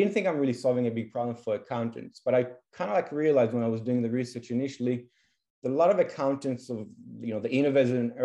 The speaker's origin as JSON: {"language": "English", "country": "Israel", "also_born_or_lived": "London, United Kingdom", "moved": "as an adult", "said": "I'm originally from Israel. Lived in the UK for 5 years in London"}